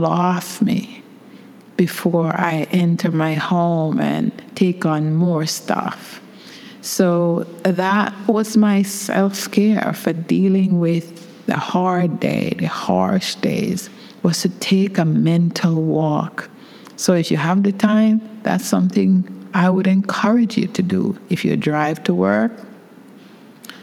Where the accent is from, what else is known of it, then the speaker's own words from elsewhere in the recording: England, United Kingdom; moved away; also born or lived in Brooklyn, United States; I grew up in England